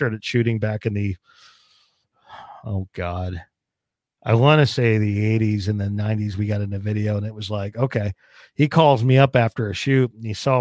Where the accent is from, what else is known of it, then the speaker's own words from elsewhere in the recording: New Jersey, United States; now in Arizona, United States; I'm actually from West Jersey, so I grew up in the country out in New Jersey.